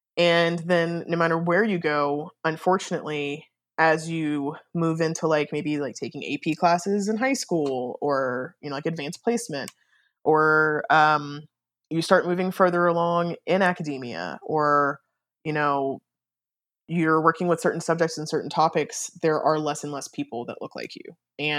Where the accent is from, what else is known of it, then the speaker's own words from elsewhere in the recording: Germany; born there; So I was born in Germany. Both of my parents were in the military, and both of my parents were in the army.